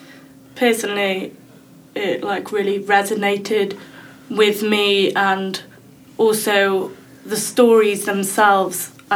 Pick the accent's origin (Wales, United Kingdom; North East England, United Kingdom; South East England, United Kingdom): Wales, United Kingdom; Well, lucky I'm from Wales, so.